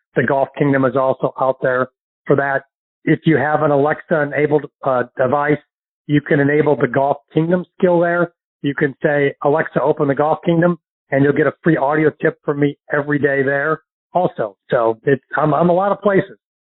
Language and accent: English; St. Louis, Missouri, United States; now in Florida, United States; my hometown of St. Louis